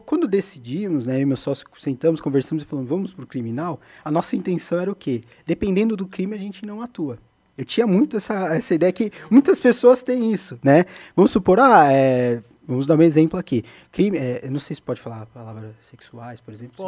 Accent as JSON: {"language": "Portuguese", "region": "São Paulo", "country": "Brazil", "tie": "born or raised there", "said": "Eu nasci na Zona Leste de São Paulo"}